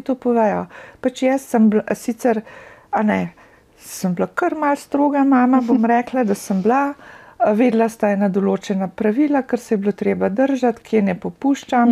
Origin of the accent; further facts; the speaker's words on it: Russia; accent: Russian; also born or lived in Slovenia / New Jersey, United States; now in United States; z mojim ruskim naglasom